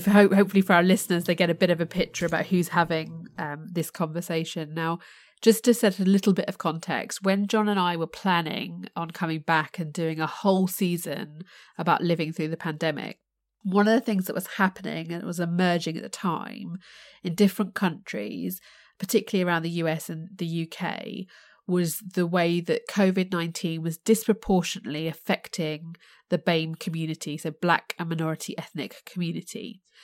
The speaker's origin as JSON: {"language": "English", "country": "United Kingdom", "tie": "born or raised there", "said": "my, uh, Indian heritage, but born and raised in the U K"}